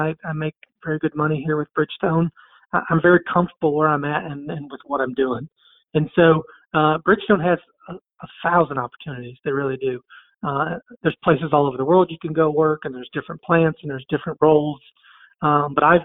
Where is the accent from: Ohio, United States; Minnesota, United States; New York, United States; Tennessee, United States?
Tennessee, United States; I'm from Tennessee.